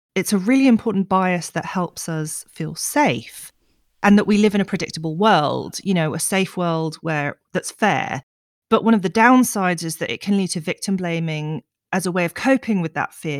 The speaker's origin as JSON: {"language": "English", "country": "United Kingdom"}